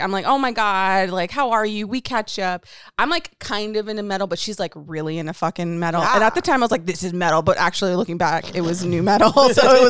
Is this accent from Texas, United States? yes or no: yes; Dallas, Texas, United States; moved away; I'm from Texas. I'm from Dallas, you know, the hometown